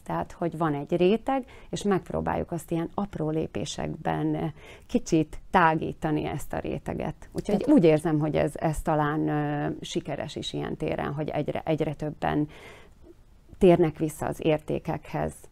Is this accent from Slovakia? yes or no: yes; Slovakia; mi itt ö, Szlovákiában meg szeretnénk maradni magyarként